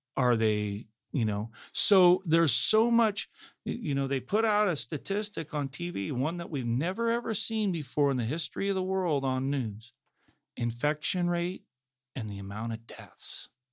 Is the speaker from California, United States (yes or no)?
yes; Salinas, California, United States; I'm from Salinas